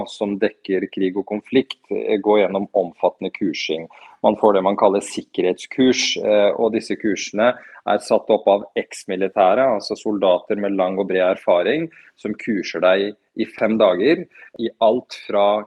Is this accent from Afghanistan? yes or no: yes; Afghanistan; now in Norway; Som flyktning vet jeg hva det innebærer. Vi rømte fra Afghanistan da russerne invaderte på 80-tallet, så jeg vet alt om det.